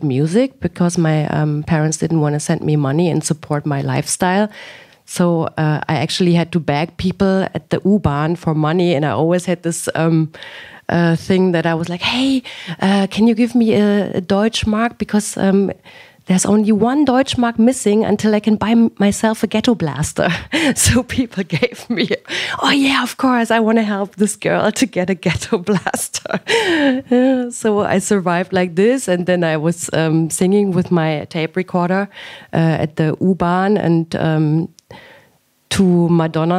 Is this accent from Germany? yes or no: yes; Germany; also born or lived in Damascus, Syria; my father decided that we moved to Germany. And then I grew up in Germany with my three brothers